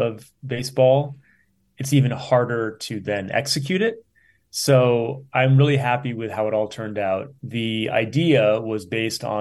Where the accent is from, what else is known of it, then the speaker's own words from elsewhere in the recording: Rhode Island, United States; moved away as an adult; also born or lived in San Francisco Bay Area, California; now in Oakland, United States; I grew up in Rhode Island, so it was all about the Boston Red Sox